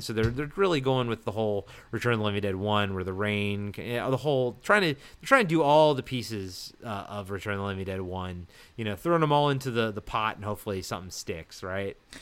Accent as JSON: {"language": "English", "region": "East Coast", "country": "United States", "tie": "born or raised there", "said": "growing up on the East Coast and growing up in, like, older subdivisions"}